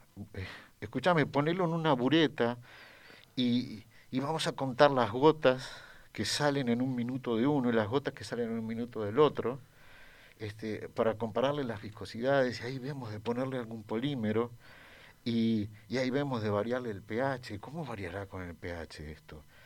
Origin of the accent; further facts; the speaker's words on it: Uruguay; yo crecí en Uruguay